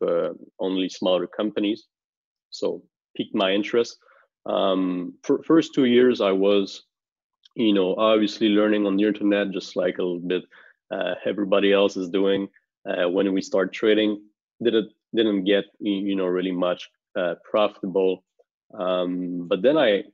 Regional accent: Montreal, Quebec, Canada; I'm from Montreal, Canada

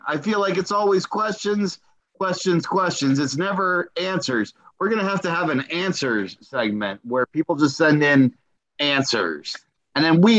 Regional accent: Moldova; I was a gymnast, Olympic caliber for the country of Moldova, which is my home country.

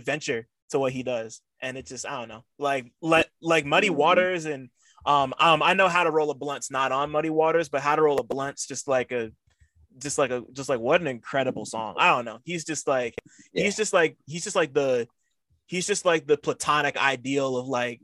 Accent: New Jersey, United States; I'm from Jersey

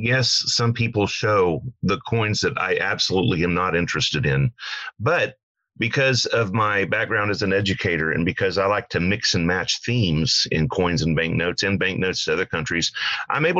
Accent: Oklahoma, United States; I am from Oklahoma

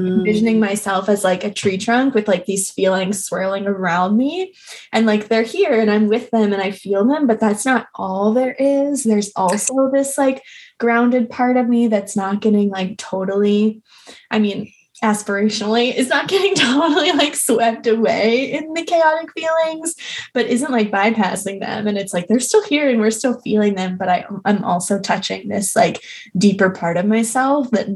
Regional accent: East Coast, United States; now in Philadelphia, United States; I grew up on the East Coast

